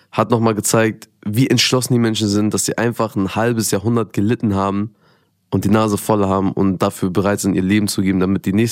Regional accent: Afghanistan; ich als Afghane quasi in einem, in so einem Environment voller Perser und IranerInnen, ähm, habe mich dann auch zugehörig gefühlt

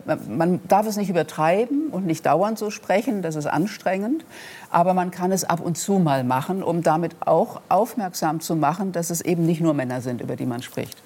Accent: Rhenish Hesse, Rhineland-Palatinate, Germany; accent: Rhenish Hessian; meinem rheinhessischen Dialekt oder meiner rheinhessischen Herkunft

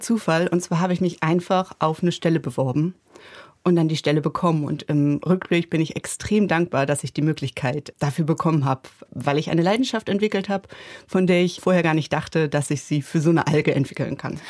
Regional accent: Germany; also born or lived in Bremen; hier bei uns in Deutschland

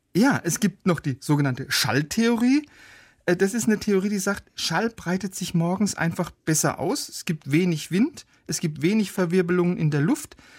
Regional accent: Baden-Württemberg, Germany; ich komme ja aus Baden-Württemberg

